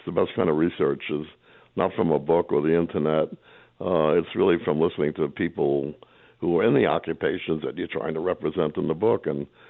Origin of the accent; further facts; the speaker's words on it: New York, United States; born and raised in New York is all I can say.